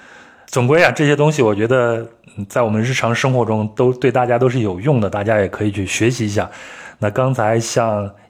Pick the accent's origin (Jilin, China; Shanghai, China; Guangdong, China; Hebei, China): Hebei, China; Shijiazhuang; 我想私心的介绍一下我老家石家庄的一些景观景点。